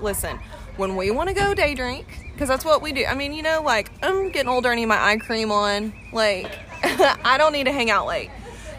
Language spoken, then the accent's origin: English; Fort Worth, Texas, United States; moved away as an adult; now in Houston, United States; I come from Fort Worth. I grew up 10 minutes outside of downtown Fort Worth, Stockyards, Cowtown, downtown Fort Worth, love it so much.